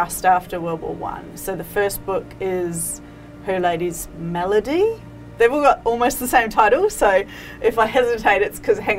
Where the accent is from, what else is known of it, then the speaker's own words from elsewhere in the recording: New Zealand; moved away as an adult; now in Sydney, Australia; I grew up in New Zealand, and then I moved to Sydney with my ex, and now obviously live here with our children